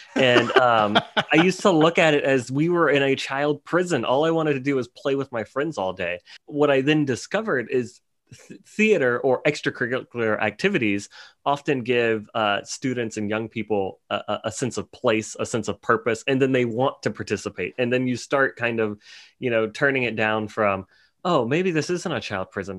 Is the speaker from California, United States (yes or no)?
no; New Orleans, Louisiana, United States; I'm from New Orleans, Louisiana, which is probably one of the most, uh, colorful cities in, in America